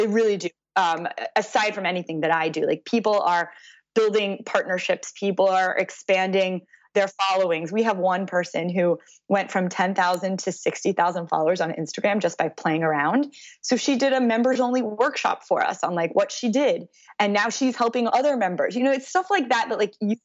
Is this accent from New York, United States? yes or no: no; Texas, United States; now in Manhattan, United States; I'm originally from Texas